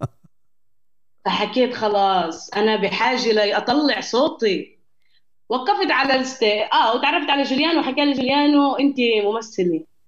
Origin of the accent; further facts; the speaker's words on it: Jenin, West Bank, Palestine; moved away as an adult; now in Berlin, Germany; انا انا انولدت في جنين جنين هاي في الضفه الغربيه في فلسطين